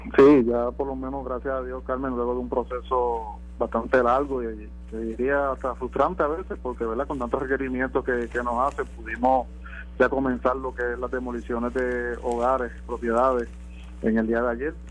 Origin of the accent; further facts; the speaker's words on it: Guánica, Puerto Rico; nuestro pueblo de Guanica